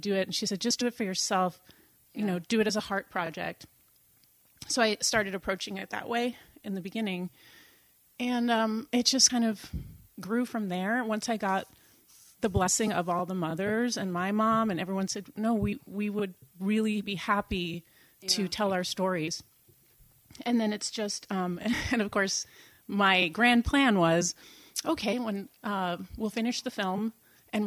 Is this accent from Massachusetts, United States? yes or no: yes; Boston, Massachusetts, United States; accent: Boston; first language English; also born or lived in Sweden; now in Saugatuck, United States; I grew up in Boston